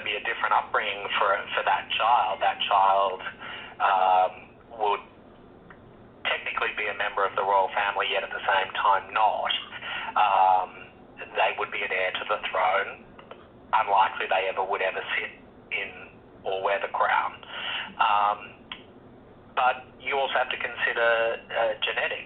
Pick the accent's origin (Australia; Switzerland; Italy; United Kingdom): Australia; I grew up in Australia